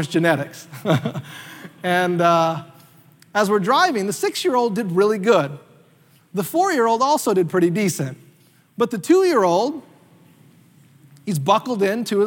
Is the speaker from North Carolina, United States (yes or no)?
yes; North Carolina, United States; me and my family used to do when we were kids growing up in North Carolina